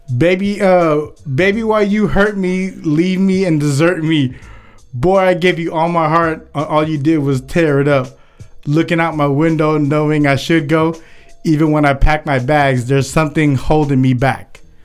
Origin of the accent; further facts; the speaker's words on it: Philippines; I'm Filipino.